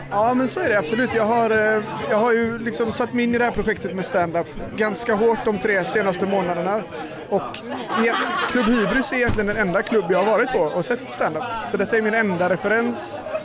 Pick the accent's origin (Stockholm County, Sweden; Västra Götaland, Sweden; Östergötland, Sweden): Västra Götaland, Sweden; Gothenburg; jag kommer från Majorna